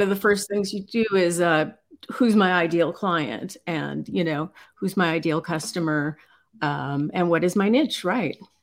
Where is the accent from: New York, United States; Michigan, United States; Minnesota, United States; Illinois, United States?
Illinois, United States; Chicago; moved away; I'm originally from Chicago